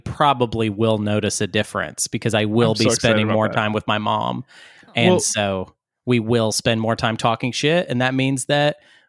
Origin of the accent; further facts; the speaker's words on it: Arkansas, United States; moved away; I am moving back to Arkansas, the great state of Arkansas, temporarily.